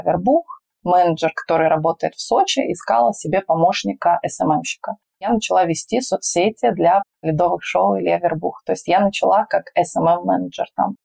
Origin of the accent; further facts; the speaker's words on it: Magnitogorsk, Chelyabinsk Oblast, Russia; moved away as an adult; also born or lived in Sochi; Я стала пиарщиком на горнолыжном курорте у себя на Урале. Я родилась в Магнитогорске, Челябинская область